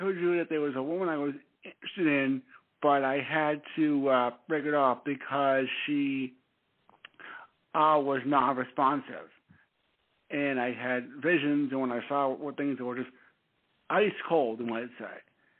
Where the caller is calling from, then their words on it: Stamford, Connecticut, United States; … from Stamford, Connecticut.